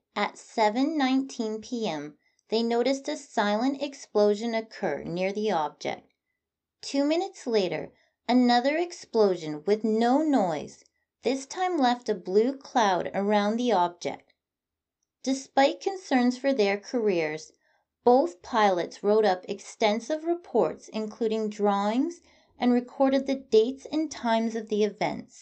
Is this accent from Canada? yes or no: yes; Canada; I'm Canadian